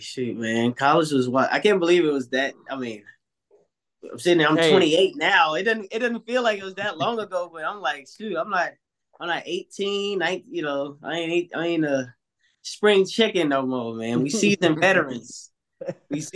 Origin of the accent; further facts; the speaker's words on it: Atlanta, Georgia, United States; I was born and raised in Atlanta, Georgia